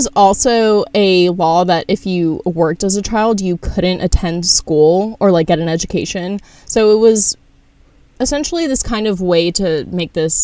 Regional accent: United States; we're from America

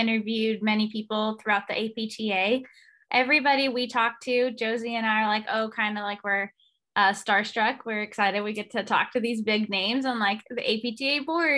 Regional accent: Seattle, Washington, United States; moved away as an adult; also born or lived in Youngstown, Ohio / Reno, Nevada; I went from Seattle, growing up in Seattle, to going to school in Youngstown, Ohio, to then living in Reno, Nevada

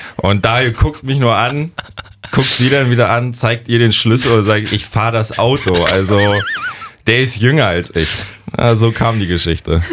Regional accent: near Rostock, Mecklenburg-Vorpommern, Germany; mein Heimatort Passo, dicht bei Rostock.

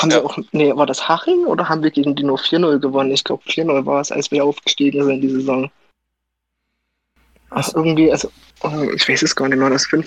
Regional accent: Pörner, Saxony, Germany; ich komme aus Pörner, liegt bei Dresden

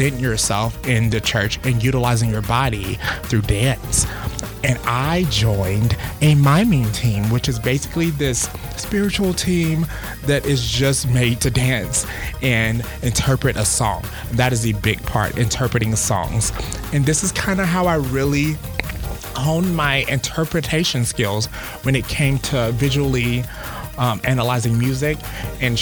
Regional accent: the South, United States; being young and in the South

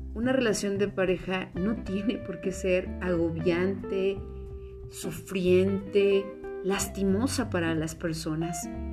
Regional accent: Mexico; en una cultura como la mexicana, donde partimos de familias que le llamamos muéganos

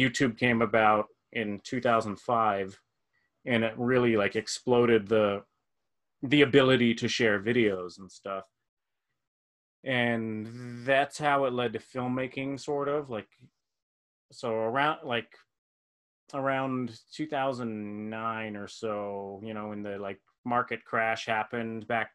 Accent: Las Vegas, Nevada, United States; I'm from Las Vegas.

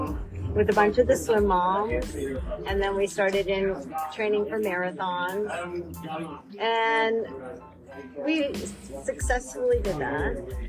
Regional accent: Winthrop, Maine, United States; moved away as an adult; now in Sarasota, United States; I am originally from Maine, Winthrop, Maine, and I moved down here in 99

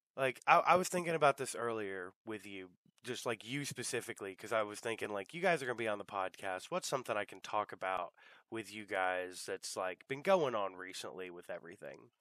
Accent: United States; growing up in America

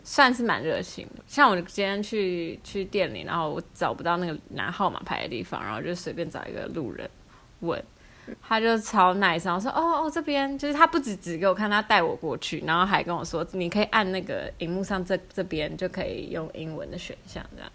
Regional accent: Hsinchu, Taiwan; now in Maassluis, Netherlands; 我们是新竹人

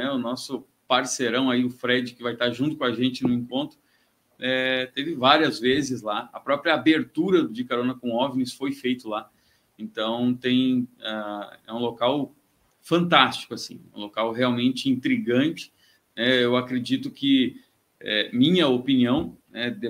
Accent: Cachoeira do Sul, Rio Grande do Sul, Brazil; Eu também sou natural do Rio Grande do Sul, sou de Cachoeira do Sul, uma cidade lá no centro do estado.

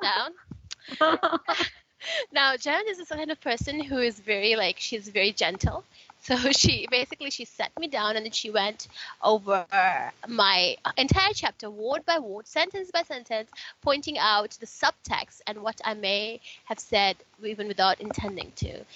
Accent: Fiji; I grew up in Fiji and it's uh, Fiji is super multicultural.

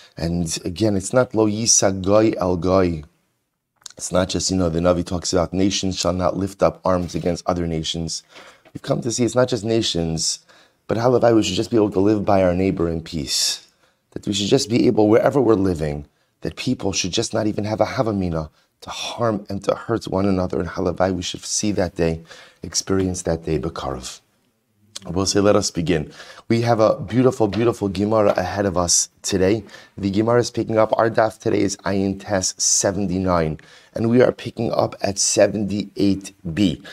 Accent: United States; as an American

